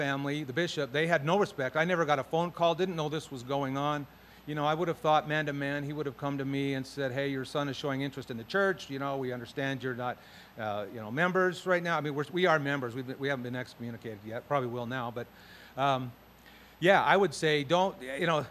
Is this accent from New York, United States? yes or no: no; Utah, United States; I grew up in Utah.